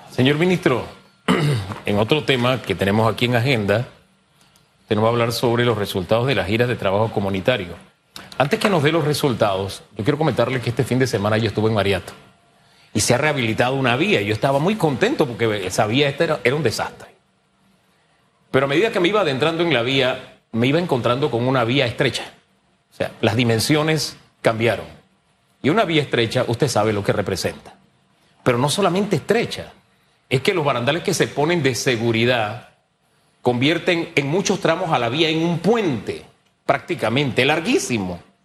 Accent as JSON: {"language": "Spanish", "country": "Panama", "said": "Soy panameño"}